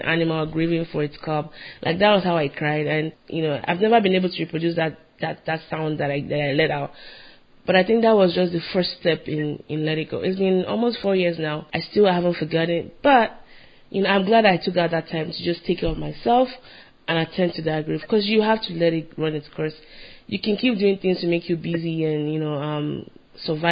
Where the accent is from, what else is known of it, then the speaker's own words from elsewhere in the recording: Nigeria; moved away as an adult; now in United States; I'm Nigerian